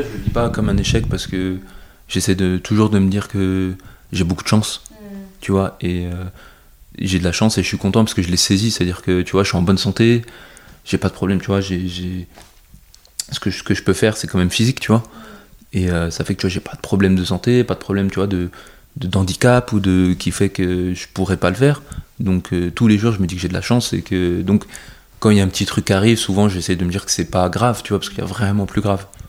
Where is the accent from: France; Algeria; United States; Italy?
France; je suis je suis français